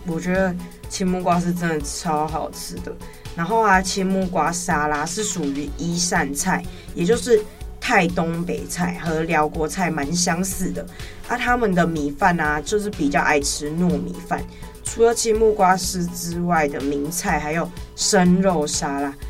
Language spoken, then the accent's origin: Chinese; Tainan, Taiwan; 我是台南人